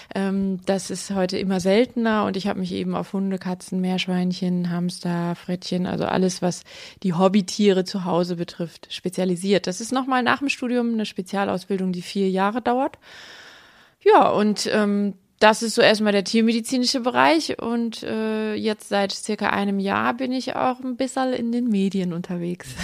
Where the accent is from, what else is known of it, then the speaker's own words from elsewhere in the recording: Aalen, Baden-Württemberg, Germany; ich komme aus Aalen und lebe auch in Aalen